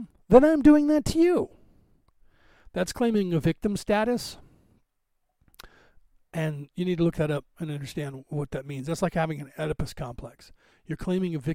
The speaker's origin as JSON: {"language": "English", "region": "California", "country": "United States", "tie": "born or raised there", "said": "I grew up in California"}